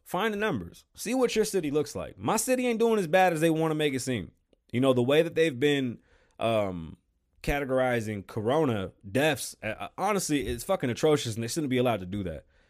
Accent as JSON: {"language": "English", "region": "New York", "country": "United States", "said": "I am from New York"}